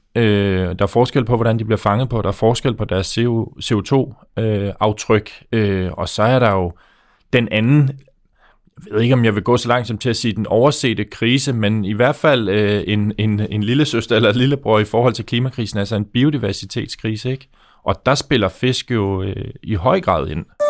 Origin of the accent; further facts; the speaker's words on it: Faroe Islands; now in Denmark; nu kommer jeg fra Færøerne øh, og bor her i Danmark